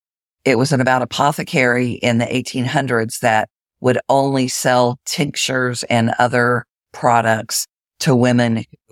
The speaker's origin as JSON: {"language": "English", "town": "Springfield", "region": "Missouri", "country": "United States", "tie": "born or raised there", "also_born_or_lived": "Jacksonville, Florida", "said": "So in the intro, it said that I grew up in the Ozarks in Springfield, Missouri, which is true. But I've actually lived in Jacksonville, Florida for more time than in Springfield, Missouri."}